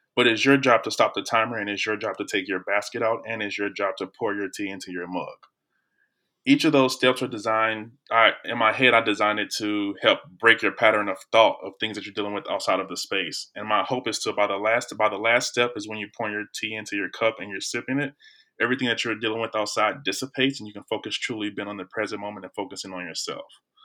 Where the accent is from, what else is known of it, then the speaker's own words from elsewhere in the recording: Belleville, Illinois, United States; now in St. Louis, United States; I'm from Belleville, Illinois, I probably moved to Saint Louis